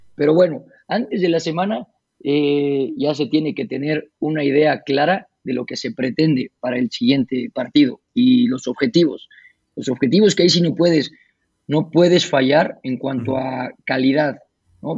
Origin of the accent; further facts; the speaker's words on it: Puebla, Mexico; moved away as an adult; also born or lived in United States / Spain / Canada; llegar aquí a Puebla otra vez